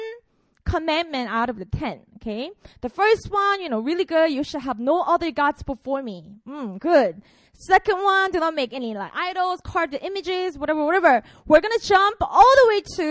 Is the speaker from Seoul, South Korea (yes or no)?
no; Busan, South Korea; I'm from Korea. I was born and raised in Busan